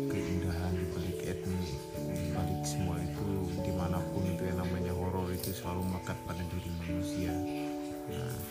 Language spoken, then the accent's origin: Indonesian; Banyuwangi, East Java, Indonesia; also born or lived in Jember; lahir di Jember, tapi saya besar di Banyuwangi